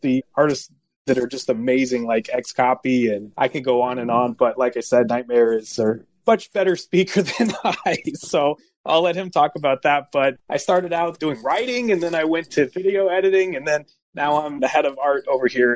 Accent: California, United States; moved away as an adult; also born or lived in East Coast; I'm a California native that had moved out to the East Coast. And I've been here for about 20 years, East Coast. And I grew up in California about 20 years

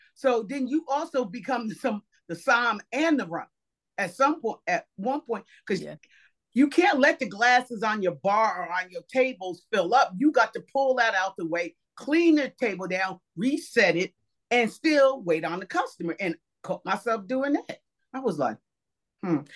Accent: New Jersey, United States; I am from New Jersey

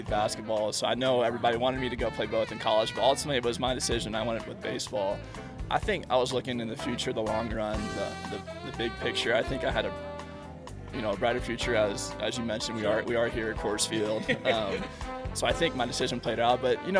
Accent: Indiana, United States; growing up in Indiana

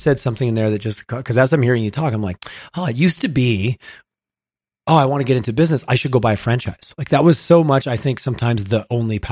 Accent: Eastern Canada, Canada; now in Calgary, Canada; I grew up back east

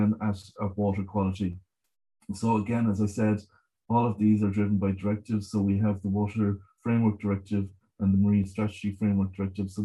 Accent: Galway, Connacht, Ireland; I grew up in Galway. We were right beside the River Corrib.

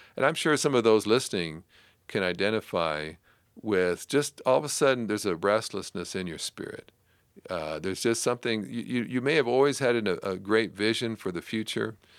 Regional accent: Canada; I grew up in Canada

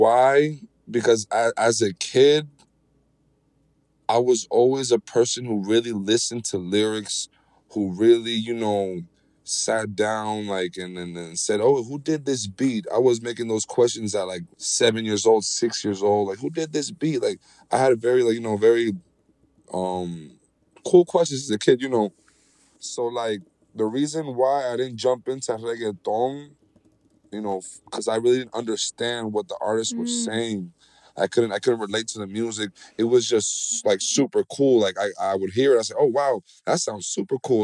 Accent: United States; now in Puerto Rico; I was raised there

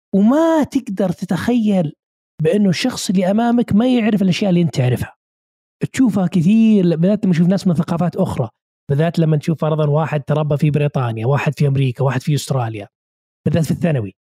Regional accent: Saudi Arabia; عندنا في السعوديه

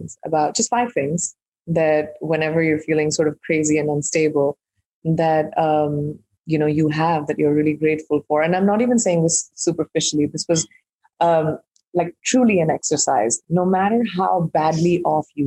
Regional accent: India; I'm an Indian who's grown up in India

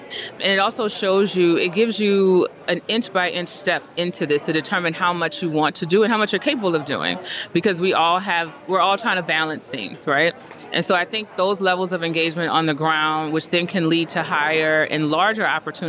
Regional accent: the South, United States; I won't give all the cliche sayings because I am from the South and we love them.

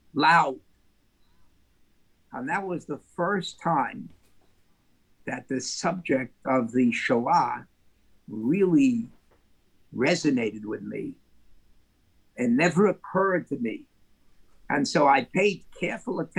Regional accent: New York City, New York, United States; I was born on the Lower East Side of New York City.

